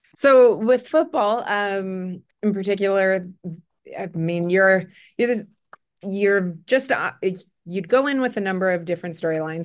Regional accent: Winnipeg, Manitoba, Canada; also born or lived in Burnaby, British Columbia; I grew up in Winnipeg

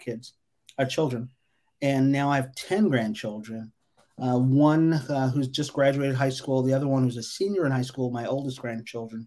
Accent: Las Vegas, Nevada, United States; I grew up here in Las Vegas, so I've been here in Las Vegas since early 60s

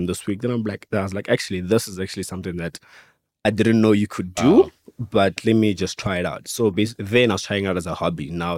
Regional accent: Pretoria, Gauteng, South Africa; also born or lived in Venda; I'm from Pretoria, but originally I'm from Venda. I grew up in Pretoria.

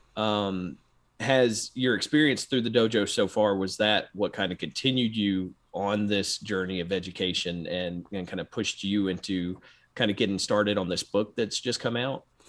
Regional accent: Memphis, Tennessee, United States; growing up in Memphis

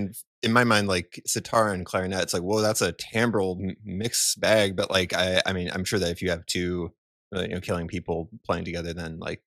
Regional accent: Tacoma, Washington, United States; I'm from Tacoma

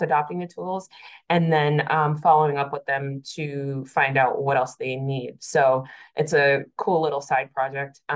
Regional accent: Massachusetts, United States; moved away as an adult; now in Atlanta, United States; I'm originally from Massachusetts. I moved to Atlanta in 2019

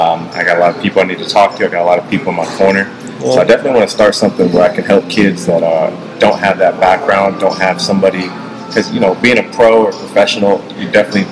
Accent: Palo Alto, California, United States; moved away as an adult; I definitely had a blessed childhood, a very privileged childhood growing up in Palo Alto, California

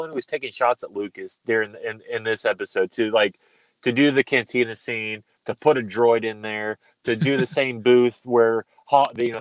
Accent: Ireland; I'm Irish.

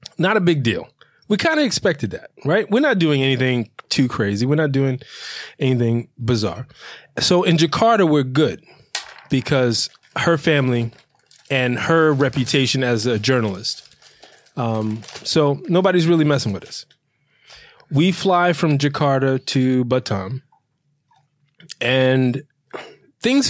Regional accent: New York, United States; I grew up in New York

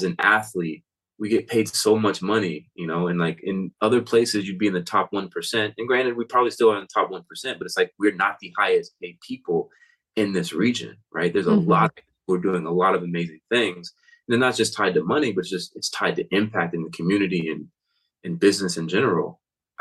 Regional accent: Florida, United States; moved away as an adult; now in Pacific Northwest, United States; I grew up in Florida, so we didn't really have seasons

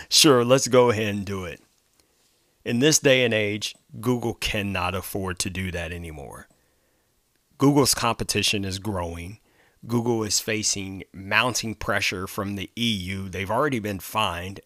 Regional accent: Ohio, United States; my home state of Ohio

